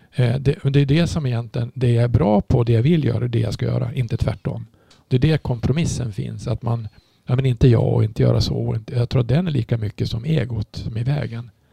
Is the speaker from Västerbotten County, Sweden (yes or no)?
yes; Umeå, Västerbotten County, Sweden; jag kommer från Umeå